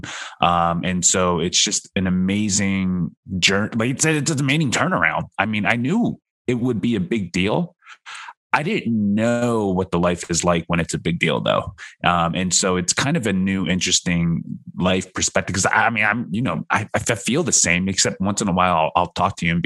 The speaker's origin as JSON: {"language": "English", "country": "United States", "tie": "born or raised there", "also_born_or_lived": "South Korea", "said": "We have a white and Americanized upbringing a little bit more than Asian or a third generation Asian here in America."}